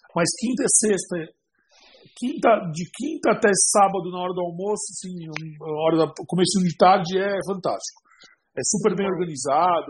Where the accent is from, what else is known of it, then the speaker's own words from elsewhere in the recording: São Paulo, Brazil; Eu sou paulista, mas eu tô fora de São Paulo faz cinco anos, né? Tô numa cidade próxima.